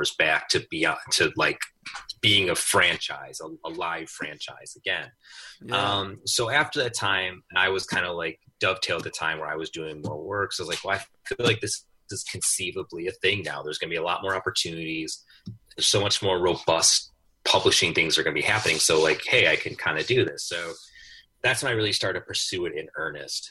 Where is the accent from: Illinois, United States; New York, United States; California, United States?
Illinois, United States; Chicago; going to Chicago, I grew up on the South Side